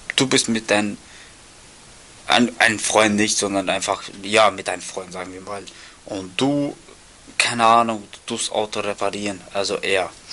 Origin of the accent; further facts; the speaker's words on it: Austria; bei uns in Österreich